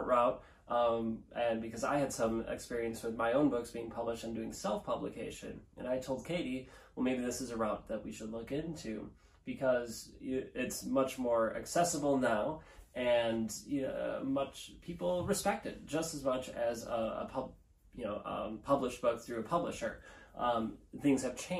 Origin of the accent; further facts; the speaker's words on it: Neenah, Wisconsin, United States; our hometown of Nina, Wisconsin